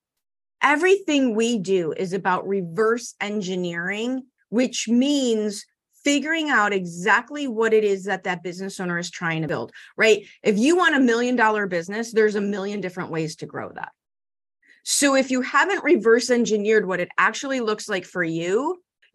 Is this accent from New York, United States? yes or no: no; Chicago, Illinois, United States; I grew up in Chicago public schools in the 70s and 80s